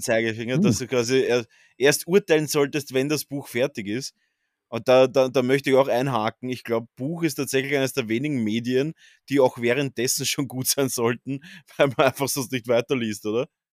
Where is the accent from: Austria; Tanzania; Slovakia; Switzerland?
Austria; bei uns in Österreich